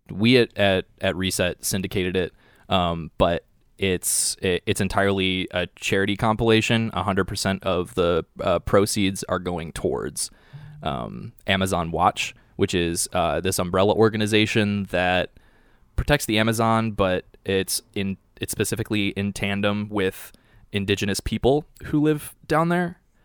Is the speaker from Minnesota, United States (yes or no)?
no; Cleveland, Ohio, United States; now in Chicago, United States; I grew up in Cleveland, Ohio